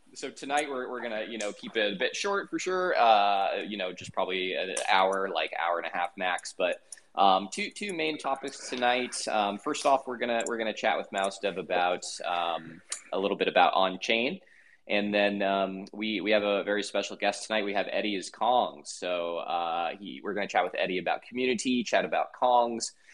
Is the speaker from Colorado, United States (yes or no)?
yes; Denver, Colorado, United States; I'm actually from Denver. That's my hometown.